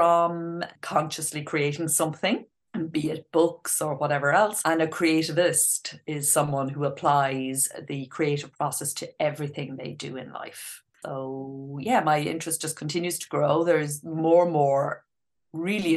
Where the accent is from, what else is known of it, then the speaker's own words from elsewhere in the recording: Ireland; I grew up in Ireland, as you can probably hear from the accent